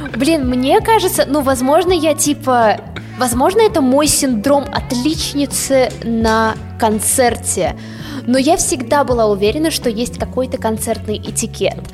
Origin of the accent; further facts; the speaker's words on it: Russia; мы из России